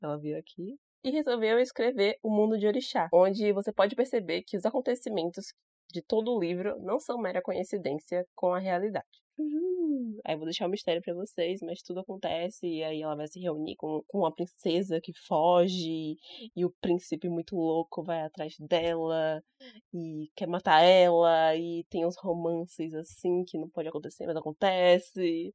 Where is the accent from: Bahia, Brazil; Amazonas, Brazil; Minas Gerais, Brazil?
Bahia, Brazil; Salvador; eu sou de Salvador, Bahia, Brasil.